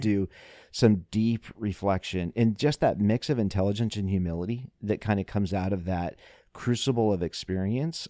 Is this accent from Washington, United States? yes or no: no; Iowa, United States; my home state of Iowa